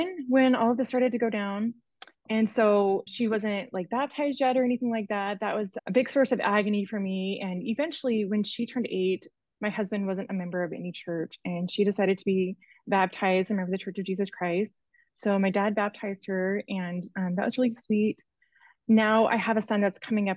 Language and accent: English; Arizona, United States; I'm from Arizona originally and just moved back to Annie's neighborhood